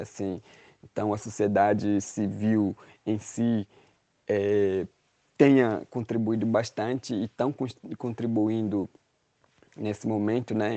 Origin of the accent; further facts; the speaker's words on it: Brazil; somos brasileiros e fazemos parte desse, desse país